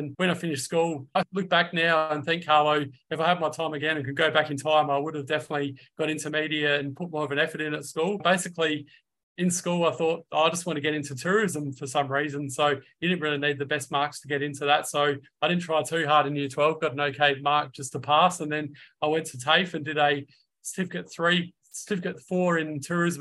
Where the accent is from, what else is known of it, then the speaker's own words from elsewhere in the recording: Adelaide, South Australia, Australia; also born or lived in Melbourne; I've been in Adelaide most of my life, other than in late 2013 to about April 2015. I lived in Melbourne